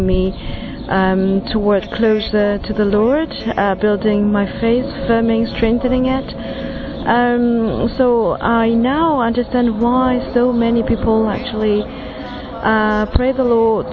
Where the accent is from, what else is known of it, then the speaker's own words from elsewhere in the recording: Hong Kong; I'm from Hong Kong